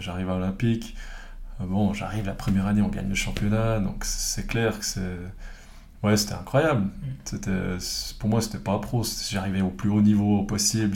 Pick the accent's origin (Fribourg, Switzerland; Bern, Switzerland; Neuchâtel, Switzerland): Fribourg, Switzerland; also born or lived in Villeurbanne; je viens de Fribourg, mes parents qui sont les deux euh, originaires de, Prague